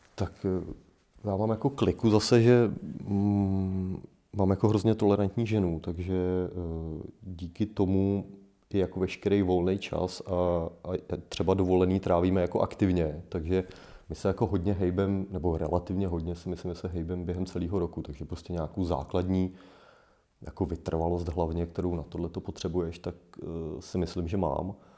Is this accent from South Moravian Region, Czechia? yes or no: no; Poděbrady, Central Bohemian Region, Czechia; pocházím z Poděbrat